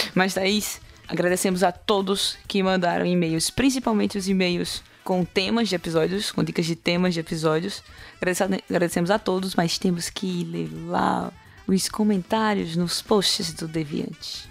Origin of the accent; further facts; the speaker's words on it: Recife, Pernambuco, Brazil; Eu sou de Recife